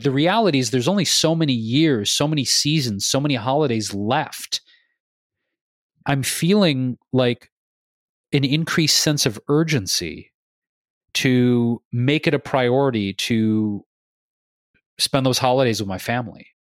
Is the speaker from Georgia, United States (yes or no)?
no; Detroit, Michigan, United States; also born or lived in Chicago / New York; now in California, United States; growing up in Michigan, in Detroit